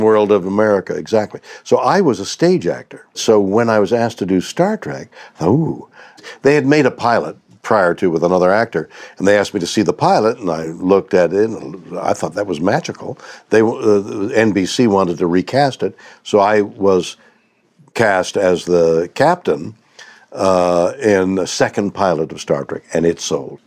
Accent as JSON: {"language": "English", "town": "Montreal", "region": "Quebec", "country": "Canada", "tie": "born or raised there", "moved": "as an adult", "lives_now": "United States", "said": "I was born in Montreal"}